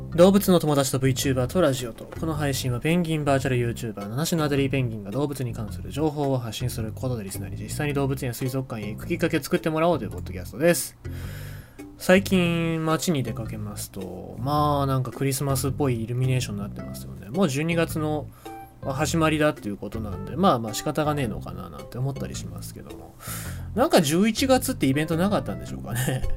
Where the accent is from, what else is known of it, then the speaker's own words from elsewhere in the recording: Fukuoka / Kitakyushu, Japan; 地元の福岡とか北九州